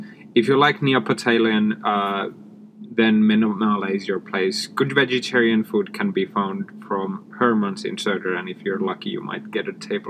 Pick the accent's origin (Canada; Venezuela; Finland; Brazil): Finland; accent: Finnish; English is a second language; now in Stockholm, Sweden; I'm speaking English with a Finnish accent